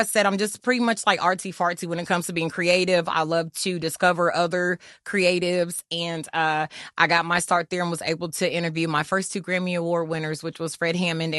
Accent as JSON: {"language": "English", "country": "Germany", "tie": "born or raised there", "said": "growing up in Germany, when I used to listen to … and mm-hmm. … and …, …."}